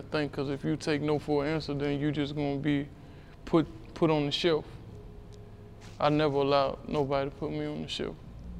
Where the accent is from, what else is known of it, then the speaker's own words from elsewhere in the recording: Alexandria, Virginia, United States; I'm from Alexandria, Virginia, on the west side.